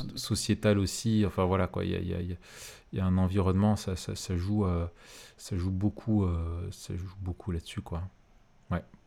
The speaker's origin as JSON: {"language": "French", "country": "France", "said": "je suis français"}